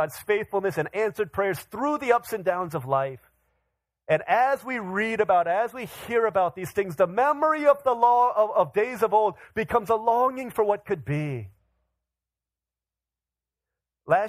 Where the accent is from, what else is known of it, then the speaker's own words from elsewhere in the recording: Washington, District of Columbia, United States; I grew up in the Washington, D.C. area.